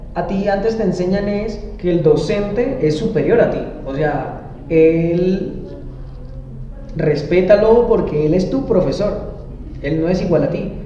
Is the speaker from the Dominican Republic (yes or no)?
no; Arauca, Colombia; yo no soy de la capital, yo soy de Arauca